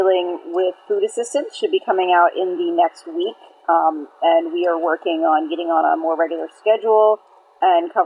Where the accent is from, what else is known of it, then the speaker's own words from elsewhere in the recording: Maine, United States; I'm from Maine